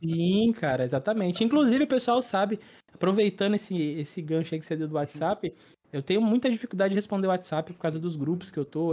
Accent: Santos, São Paulo, Brazil; also born or lived in São Vicente; eu sou natural é, de Santos, litoral de São Paulo, e moro em Santos, litoral de São Paulo

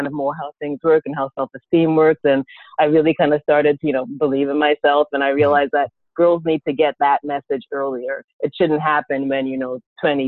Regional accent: Miami, Florida, United States; also born or lived in New York / Trinidad (parents); now in Orlando, United States; I grew up in Miami, Florida. My parents are from the West Indies, from Trinidad. Mm-hmm. I actually was born in New York. We moved to Miami when I was about 8.

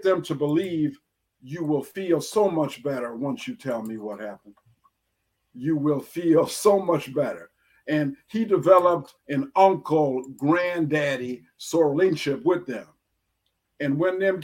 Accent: Ann Arbor, Michigan, United States; growing up in Ann Arbor

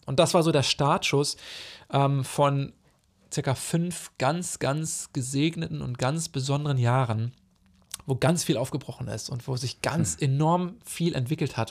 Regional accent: Germany; moved away as an adult; also born or lived in Zambia; wo ich nach Hause komme oder nach meine alte Heimat nach Deutschland

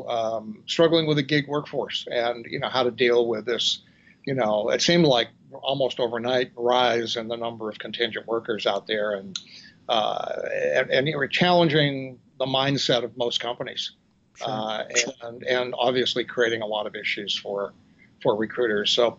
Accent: Vermont, United States; now in New Orleans, United States; I grew up in Vermont

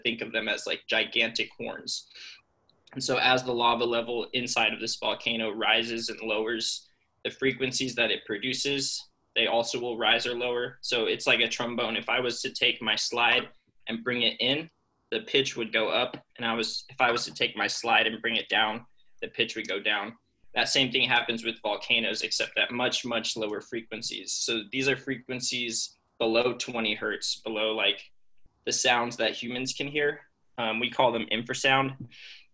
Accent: Las Vegas, Nevada, United States; moved away as an adult; now in Boise, United States; I'm from Las Vegas

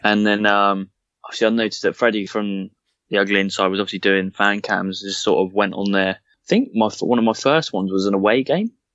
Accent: Southampton, South East England, United Kingdom; I was born in Southampton, from Southampton

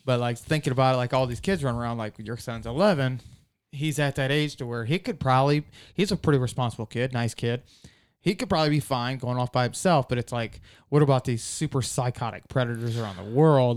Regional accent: Shiloh, Ohio, United States; we're from Shiloh

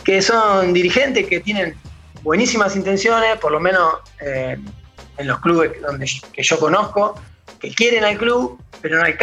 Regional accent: Temperley, Buenos Aires Province, Argentina; porque te voy a repetir … de Temperley y lo que haga, eh, nada, suena así chiquito.

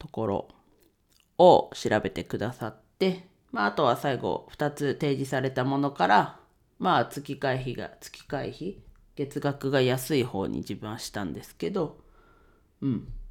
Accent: Ninohe, Iwate, Japan; 地元岩手県二戸市を盛り上げるべく活動しています

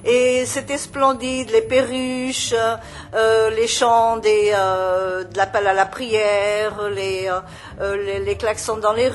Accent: Portugal; now in Lebanon; Euh, je suis portugaise. Je vis au Liban depuis 14 euh, ans

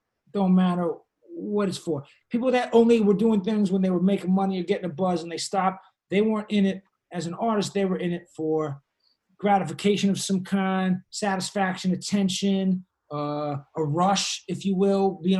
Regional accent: Boston, Massachusetts, United States; Yeah, bro, I'm from Mass. I'm from Boston.

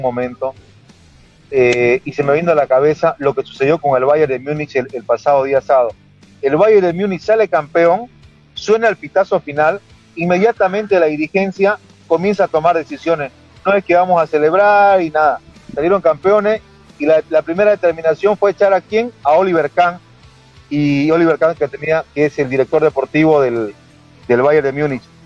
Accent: Santa Cruz, Bolivia; hablando como un cruceño más

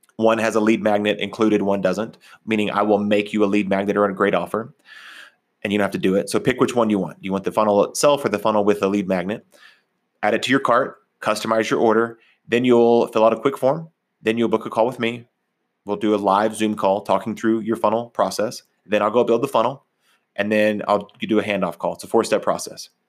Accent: Texas, United States; also born or lived in Oklahoma, United States; now in Colorado, United States; when I grew up in Texas and Oklahoma, we didn't go hiking

